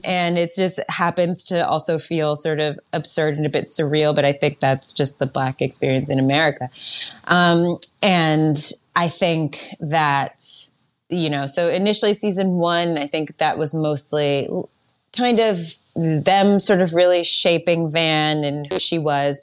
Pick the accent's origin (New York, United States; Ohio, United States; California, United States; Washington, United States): New York, United States; also born or lived in Berlin, Germany; I grew up in New York, but I was born in Berlin. When I was one, my parents moved to New York.